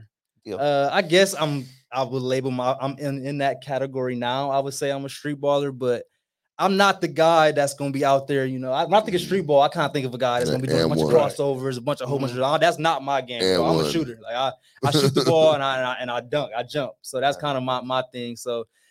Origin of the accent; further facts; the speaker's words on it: Toledo, Ohio, United States; moved away as an adult; also born or lived in Canada; now in California, United States; So, I'm from Toledo, Ohio. I'm just like right on the border.